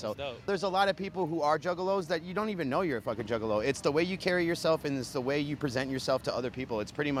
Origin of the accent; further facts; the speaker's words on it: Minnesota, United States; moved away; also born or lived in Sioux Falls, South Dakota; Born and raised in Minnesota, but I represent Sioux Falls, South Dakota.